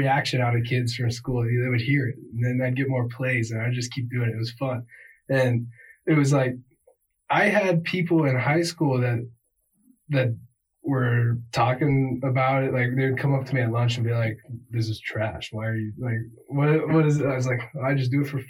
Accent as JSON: {"language": "English", "town": "Fremont", "region": "Nebraska", "country": "United States", "tie": "born or raised there", "said": "I got a buddy I grew up with in Fremont"}